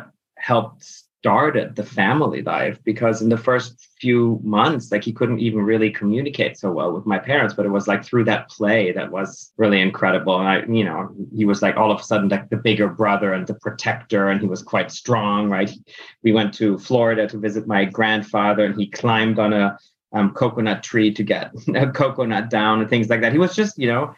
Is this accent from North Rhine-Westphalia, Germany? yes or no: no; Berlin, Germany; first language German; English is a second language; So I grew up in Germany, in Berlin, Germany. I was born there to an American father and a German mother. Grew up actually speaking mostly German at home